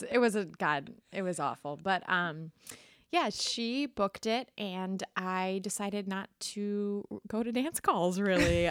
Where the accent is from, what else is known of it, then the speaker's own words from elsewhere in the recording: Middlebury, Vermont, United States; moved away as an adult; also born or lived in California / New York; I'm originally from Vermont, Middlebury